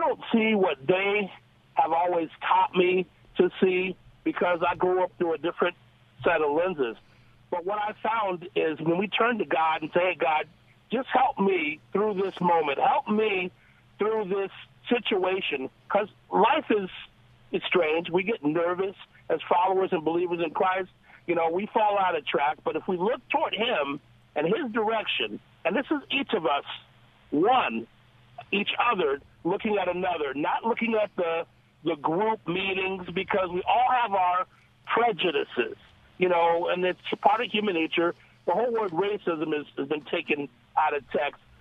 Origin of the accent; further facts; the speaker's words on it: Los Angeles, California, United States; I'm a child of parents from the South, but I grew up in Los Angeles